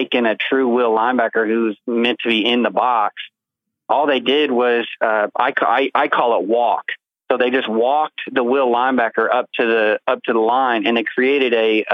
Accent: Kansas City, Missouri, United States; moved away; also born or lived in Texas; I grew up in Kansas City

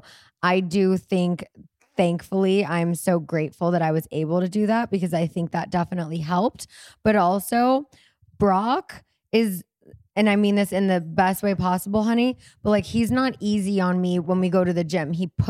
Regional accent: New Zealand; We're from New Zealand.

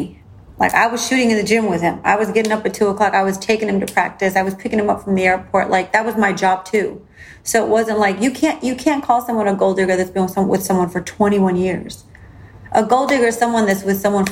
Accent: Chicago, Illinois, United States; now in Miami, United States; growing up in Chicago, I had like two different like upbringings

